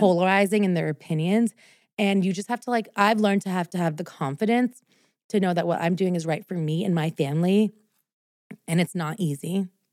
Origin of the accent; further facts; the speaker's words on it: New Jersey, United States; moved away as an adult; now in Los Angeles, United States; New Jersey was because I felt like since that's where I grew up